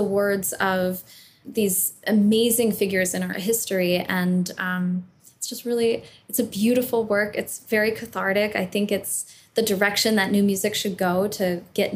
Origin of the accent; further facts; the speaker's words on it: Southern California, United States; I grew up in California